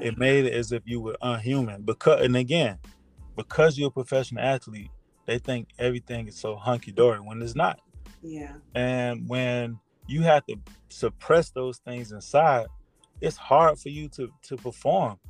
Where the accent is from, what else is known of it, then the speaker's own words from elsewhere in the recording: South Florida, United States; I was born and raised in South Florida.